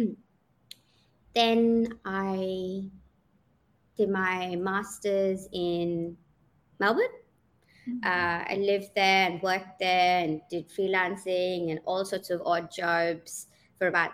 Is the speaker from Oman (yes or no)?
yes; Oman; moved away as an adult; also born or lived in Pune, India / Cape Town, South Africa; I grew up in Oman, and then I did my studying there